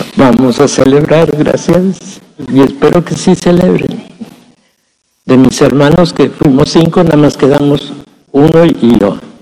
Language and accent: Spanish; Mexico; Nuestra ciudadanía legalmente la tenemos que reconocer como ciudadanía mexicana